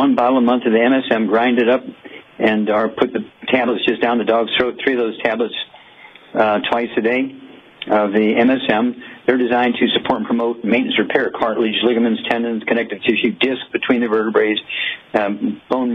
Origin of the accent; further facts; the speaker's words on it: Missouri, United States; Missouri, my home state